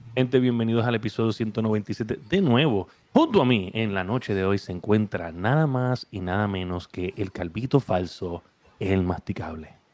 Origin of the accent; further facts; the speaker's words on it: Puerto Rico; somos de Puerto Rico